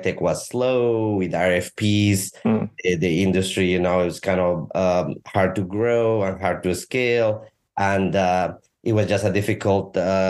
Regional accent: La Paz, Bolivia; moved away as an adult; also born or lived in Topeka, Kansas; I am originally from South America, from the highlands of Bolivia, from La Paz. I grew up and was born there.

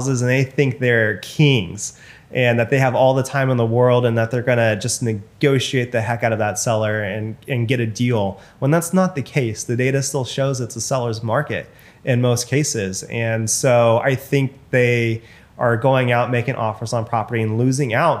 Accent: Bakersfield, California, United States; moved away as an adult; also born or lived in Sacramento, California; now in Bay Area, United States; my hometown, for example, in Bakersfield

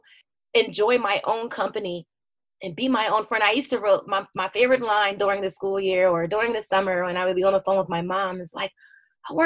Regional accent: United States; also born or lived in New Jersey / Philadelphia, Pennsylvania; now in Delaware, United States; I grew up in New Jersey and Philadelphia, and that's where my family is

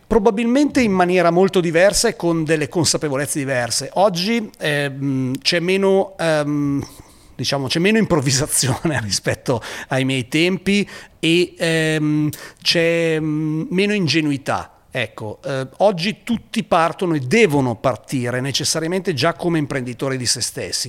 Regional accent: Pavia, Lombardy, Italy; per uno che arriva eh, da Pavia

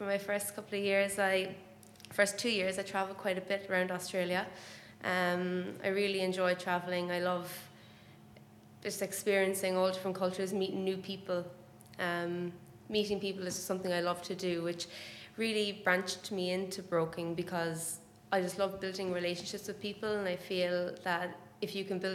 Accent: Ireland; moved away as an adult; also born or lived in Boston; I'm from Ireland, if you haven't picked that up already by my accent. And I lived there my whole life until I was 22.

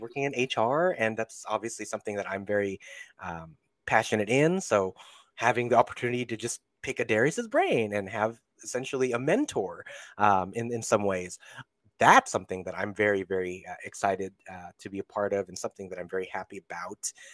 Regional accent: Central and Northern California, United States; also born or lived in Philippines; now in Los Angeles, United States; born in the Philippines, but spent my formative and, um, I guess, important years in Central and Northern California.

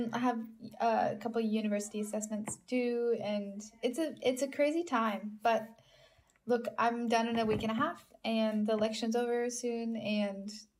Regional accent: United States; moved away as an adult; I grew up in America and then have been living overseas for many years.

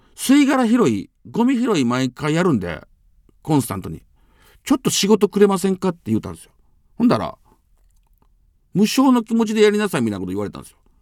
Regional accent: Amagasaki, Hyogo, Japan; 地元尼崎で

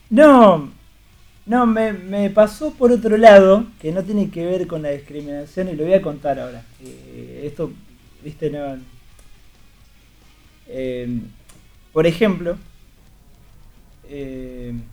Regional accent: Buenos Aires, Argentina; now in La Matanza, Argentina; No, no, yo soy de Buenos Aires.

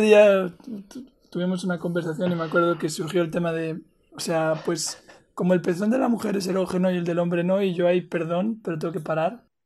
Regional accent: Spain; moved away; also born or lived in Colombia; yo crecí en España, ¿no? Por muchos años

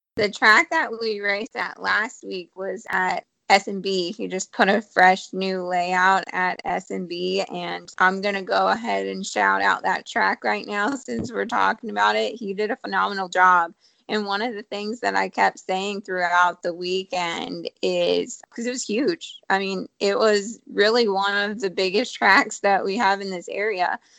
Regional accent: Ohio, United States; now in Charlotte area, United States; I'm from Ohio

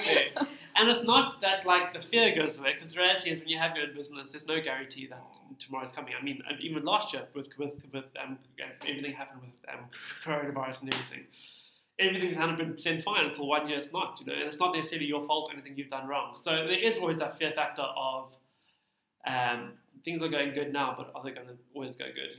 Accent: Cape Town, Western Cape, South Africa; also born or lived in Muizenberg; I'm born and bred Cape Town

